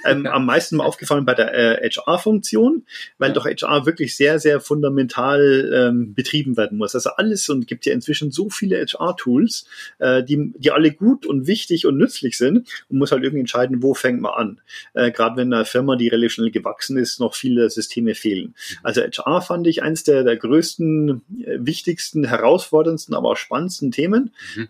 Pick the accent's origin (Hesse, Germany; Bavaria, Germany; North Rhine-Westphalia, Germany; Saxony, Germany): Bavaria, Germany; Landshut; ich bin äh, aufgewachsen in Landshut, äh, im Herzen Niederbayerns